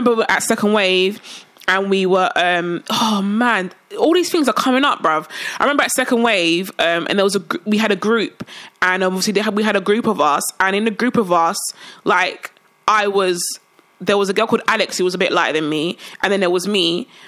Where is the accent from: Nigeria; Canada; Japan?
Nigeria; I'm Nigerian. I'm not saying I'm Nigerian. I'm Nigerian. Both my parents are Nigerian.